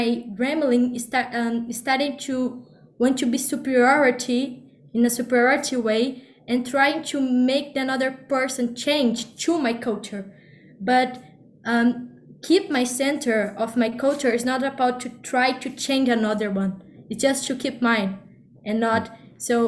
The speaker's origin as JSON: {"language": "English", "country": "Brazil", "said": "I'm from Brazil"}